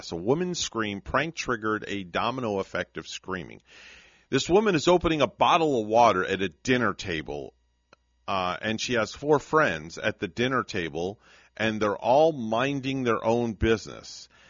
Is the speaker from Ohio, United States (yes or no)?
no; New York, United States; moved away; And I'm from New York.